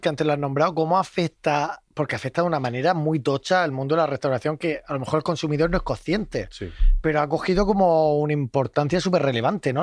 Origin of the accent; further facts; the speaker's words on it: Region of Murcia, Spain; Hoy estoy muy murcianico yo